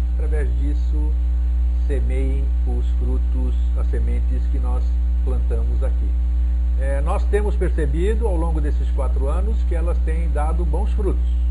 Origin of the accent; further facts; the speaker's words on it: Greece; moved away; eu sou grego e os gregos eles têm como característica dar maior valor à onomástica